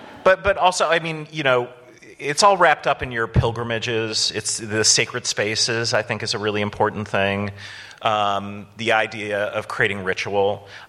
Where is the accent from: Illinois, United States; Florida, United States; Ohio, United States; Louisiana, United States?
Illinois, United States; North Shore; I grew up on the North Shore.